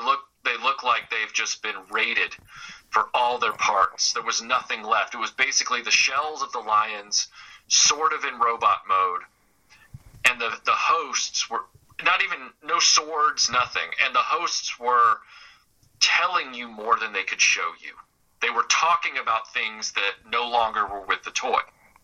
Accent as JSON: {"language": "English", "town": "Nashville", "region": "Tennessee", "country": "United States", "tie": "born or raised there", "said": "when I was growing up in Nashville"}